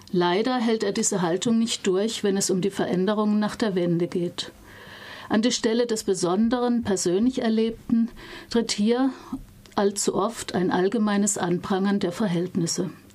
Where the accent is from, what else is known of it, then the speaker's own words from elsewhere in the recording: West Germany, Germany; für mich als Wessi